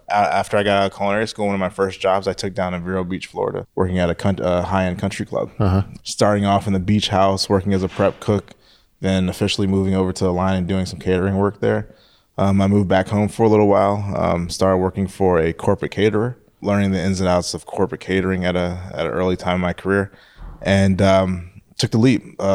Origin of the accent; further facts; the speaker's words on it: Philippines; born there; in the Philippines. Um, my mother's from the Philippines, and um, my my father's side of the family they're Jamaican.